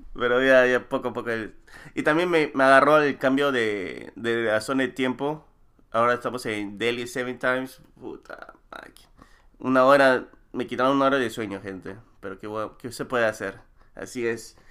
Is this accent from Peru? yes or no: yes; Peru